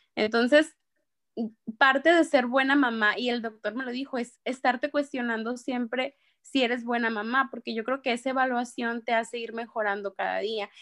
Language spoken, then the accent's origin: Spanish; Empalme, Sonora, Mexico; soy de Empalme, Sonora, tengo 29